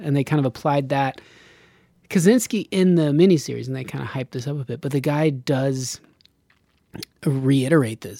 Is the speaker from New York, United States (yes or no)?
no; Reno, Nevada, United States; moved away; I grew up in Reno.